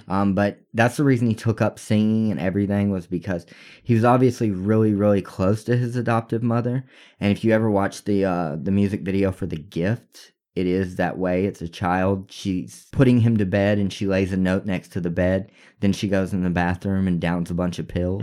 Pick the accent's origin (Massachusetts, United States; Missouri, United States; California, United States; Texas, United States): Texas, United States; We're from Texas